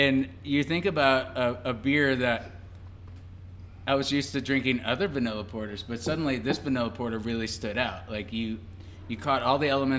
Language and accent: English; Chicago, Illinois, United States; moved away; I'm still originally from the Chicago area